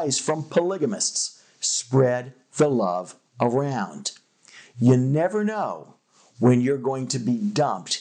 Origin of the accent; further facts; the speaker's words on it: Los Angeles, California, United States; When I was a kid growing up in Los Angeles